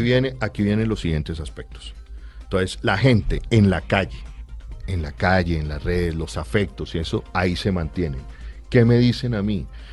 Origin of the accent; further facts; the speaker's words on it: Bogotá, Colombia; yo me crié entre la Caracas y el Campín